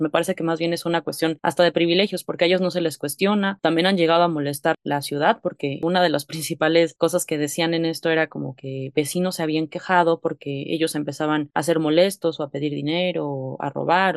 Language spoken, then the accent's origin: Spanish; Mexico; nosotros como mexicanos